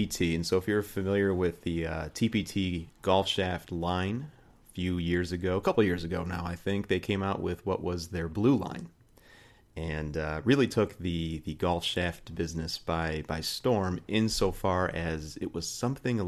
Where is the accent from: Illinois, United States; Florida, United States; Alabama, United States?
Illinois, United States; here in Illinois, you know, there are, and specifically my hometown